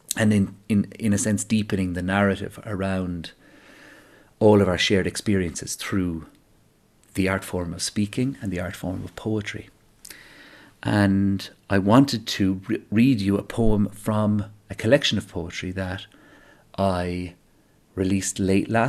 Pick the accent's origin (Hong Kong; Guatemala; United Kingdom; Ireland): Ireland; as an Irish person